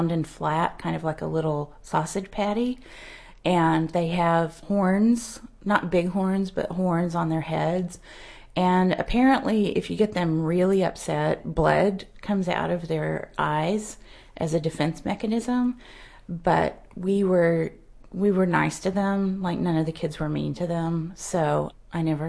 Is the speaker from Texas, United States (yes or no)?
yes; West Texas, United States; I grew up in West Texas